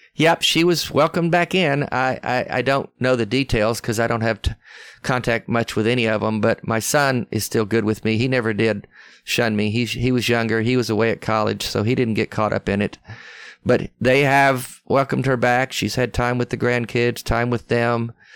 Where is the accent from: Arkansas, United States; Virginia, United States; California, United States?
Arkansas, United States; accent: Southern; moved away; also born or lived in West Texas / Tennessee; I was raised there my whole life as a young, young man. I mean, I went to school there. I only, I only lived in West Texas a couple of years, but the rest of my time was Arkansas and Tennessee, so I've always been in the South, you can tell by my accent